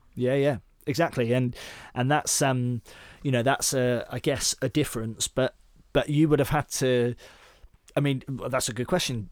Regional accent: Devon, South West England, United Kingdom; moved away as an adult; also born or lived in Bath; so I grew up in Devon, but I moved up to Bath, and when I was about twenty-one

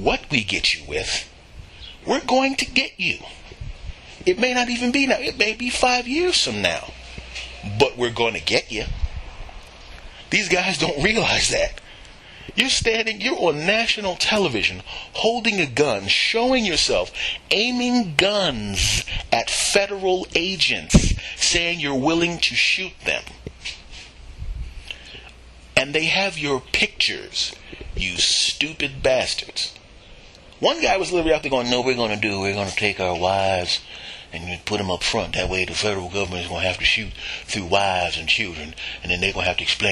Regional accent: Philadelphia, Pennsylvania, United States; moved away; I am originally from Philadelphia

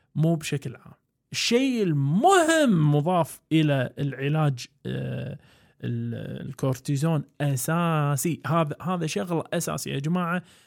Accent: Kuwait; عندنا بالكويت

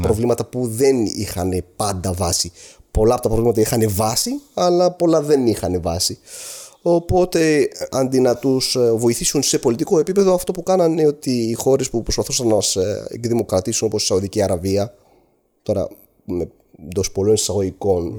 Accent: Aleppo, Aleppo Governorate, Syria; moved away as an adult; now in Greece; Γεννήθηκα και με μεγάλωσα στο Χαλέπι τη Συρία

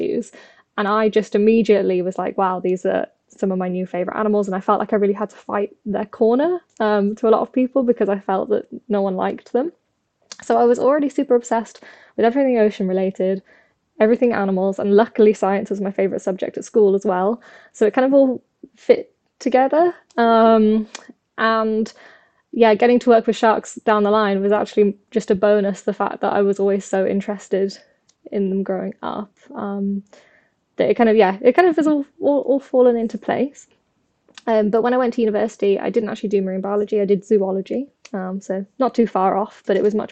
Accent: the Midlands, England, United Kingdom; I grew up in the Midlands in England

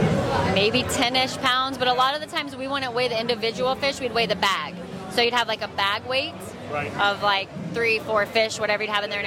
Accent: Sanford, Florida, United States; now in Key West, United States; that's where I was born and partially raised

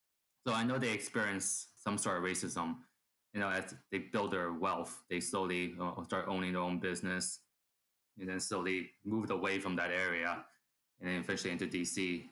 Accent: Southern Maryland, United States; also born or lived in Hong Kong; I'm from Hong Kong, and seeing Hong Kong being tear apart was quite saddening for me. Until that day when the president decided to say "Kung Flu" on the air, it was actually disheartening because it just brings back all the memories I have growing up in Southern Maryland, where I was the only Chinese kid in the whole neighborhood.

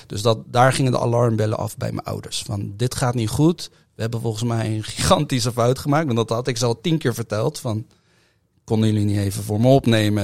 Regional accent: The Hague, South Holland, Netherlands; Ik ben geboren in Den Haag, ik ben opgetogen in Den Haag

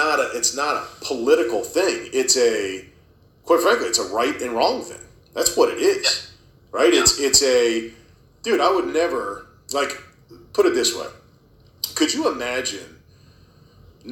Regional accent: Herndon, Virginia, United States; moved away as an adult; also born or lived in Loudoun County, Virginia; now in Western Loudoun County, United States; we moved out here from Fairfax, right? We were in Herndon, and we left Fairfax because of the direction it was headed. I'm like, man, this place is not the place I grew up in.

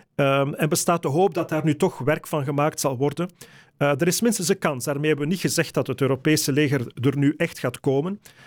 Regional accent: Flanders, Belgium; Als Vlamingen, Belgen

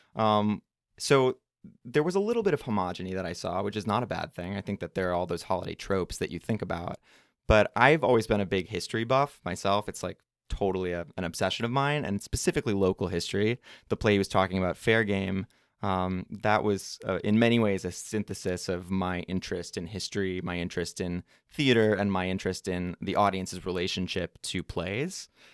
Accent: Minneapolis, Minnesota, United States; I am from the Twin Cities, Saint Paul, Minneapolis, Minnesota.

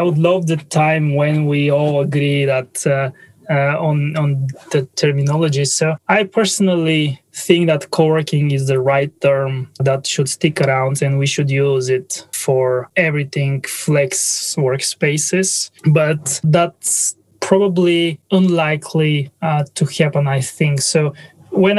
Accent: Bulgaria; English is a second language; My English is not native. So I'm originally from Bulgaria.

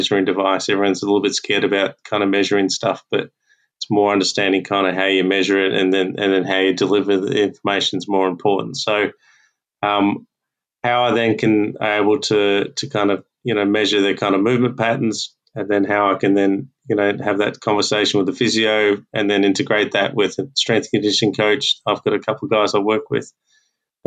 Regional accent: Australia; as Aussie coaches

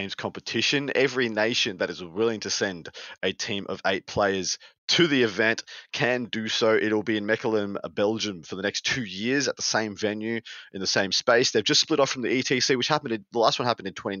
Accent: Australia; my nation, Team Australia

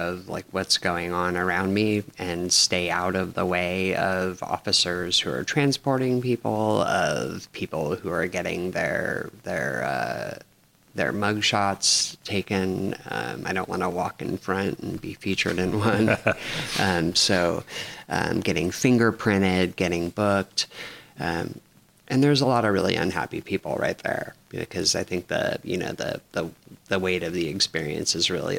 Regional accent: Los Angeles, California, United States; also born or lived in San Francisco / Lopez Island; now in Bellingham, United States; I was born in Los Angeles

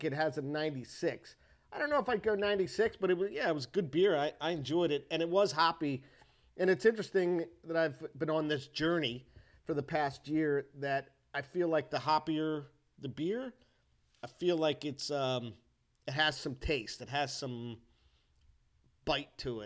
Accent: United States; I'm an American

